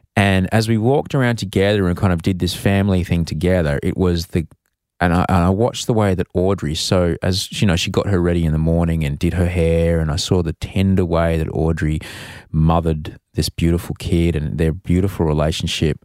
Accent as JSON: {"language": "English", "region": "Queensland", "country": "Australia", "tie": "born or raised there", "said": "growing up in Queensland, uh, in the, in the seventies"}